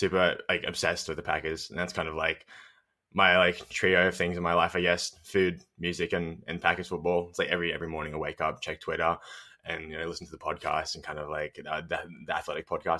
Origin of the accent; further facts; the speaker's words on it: Melbourne, Victoria, Australia; I'm from Melbourne, Australia. Currently, I live in St. Kilda, which is basically like along the beach.